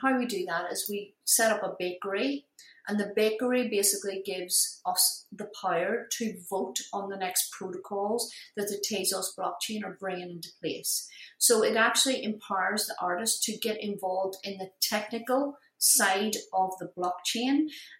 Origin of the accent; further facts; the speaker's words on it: Ireland; I'm Irish. You know, you have to earn it.